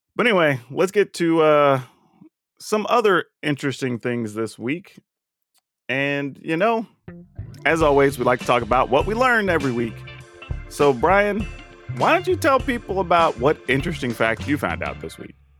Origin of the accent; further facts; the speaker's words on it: the South, United States; We grew up in the South